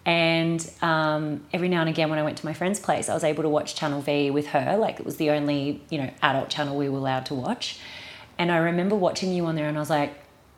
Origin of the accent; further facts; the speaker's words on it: Eagleby, Queensland, Australia; I grew up in Eagleby in like Housing Commission, which, you know, if you don't know Queensland, it's like the Bronx of New York. It's like the really rough area that you send the kids that have no money. So I grew up there